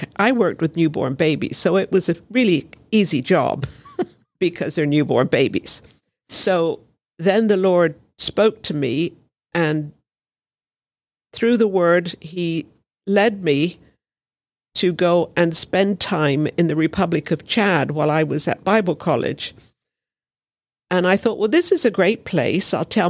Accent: Brazil; moved away as an adult; now in United Kingdom; So I grew up in Brazil, came back to the UK to do my nurse's training and midwifery and various other bits and pieces.

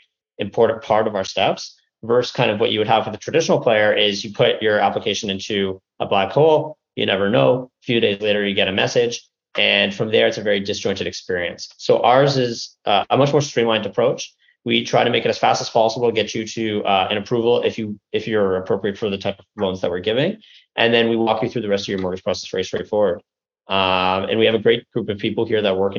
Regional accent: Canada; moved away as an adult; now in United States; a Canadian living in the US

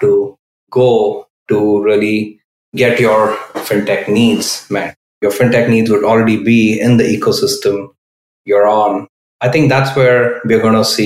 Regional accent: Bangalore, Karnataka, India; moved away as an adult; now in Bay Area, United States; I grew up in India. I spent half my life in India, most of it in Bangalore

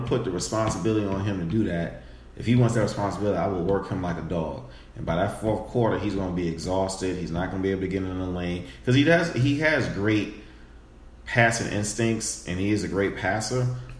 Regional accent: New York, United States; I'm from New York, right?

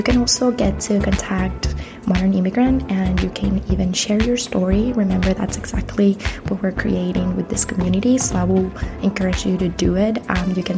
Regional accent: Caracas, Capital District, Venezuela; first language Spanish; English is a second language; moved away as an adult; now in United States; I'm originally from Venezuela, from Caracas.

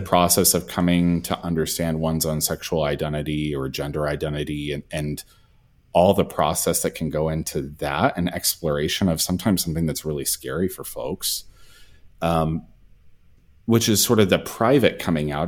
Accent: the South, United States; also born or lived in Texas; as a gay man growing up in the South.

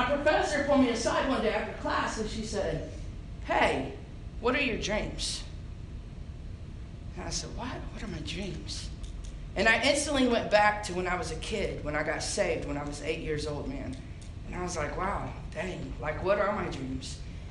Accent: Indiana, United States; moved away as an adult; also born or lived in Illinois; now in San Angelo, United States; I was born and raised in Indiana

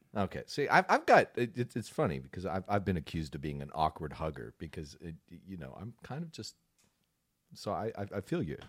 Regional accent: West Texas, United States; growing up out in West Texas

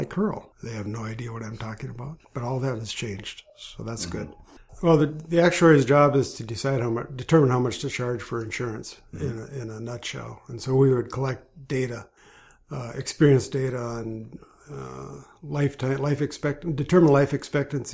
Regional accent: Grand Forks, North Dakota, United States; I grew up in Grand Forks, North Dakota.

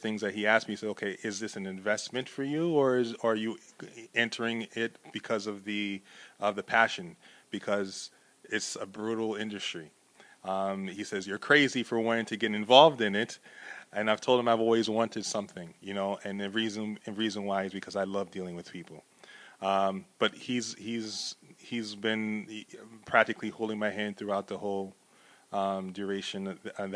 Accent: Elizabeth, New Jersey, United States; now in Montclair, United States; I was born and raised in Elizabeth

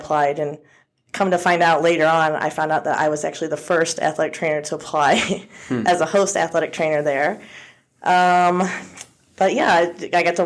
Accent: Findlay, Ohio, United States; I was born and raised in Findlay, Ohio

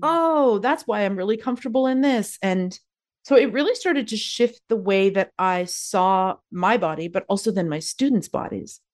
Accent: Calgary, Alberta, Canada; moved away as an adult; now in Victoria, Canada; I'm originally born and raised in Calgary, Alberta

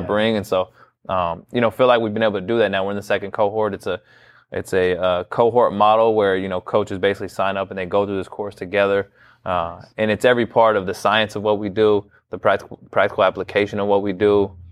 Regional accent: Bay Area, California, United States; moved away as an adult; now in Lawrence, United States; born and raised in California in the Bay Area, never moved outside of California

